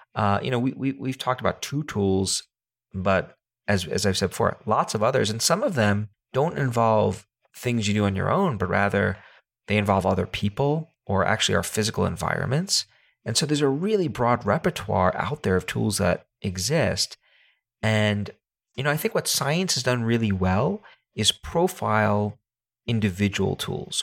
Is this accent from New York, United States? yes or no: yes; New York City, New York, United States; I come from New York City